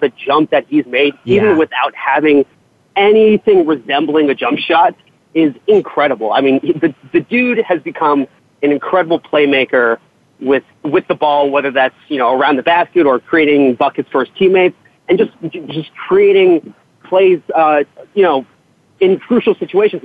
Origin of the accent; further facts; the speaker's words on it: Brookline, Massachusetts, United States; now in New York, United States; I'm from Boston, Brookline, Massachusetts, specifically. I grew up a 30-minute walk from Fenway Park